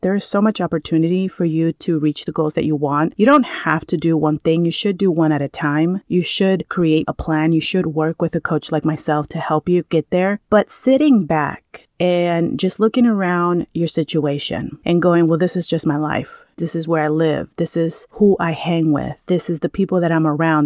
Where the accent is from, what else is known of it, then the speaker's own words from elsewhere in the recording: California, United States; moved away as an adult; now in Maui, United States; I grew up in California.